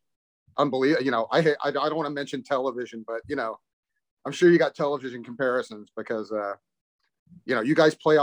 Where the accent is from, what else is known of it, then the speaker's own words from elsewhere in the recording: Houston, Texas, United States; moved away as an adult; now in California, United States; I'm from Houston